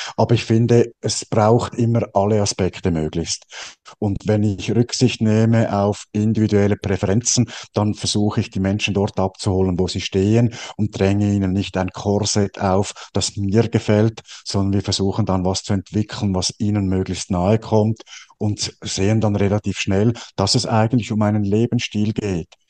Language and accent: German; Switzerland; bei uns in der Schweiz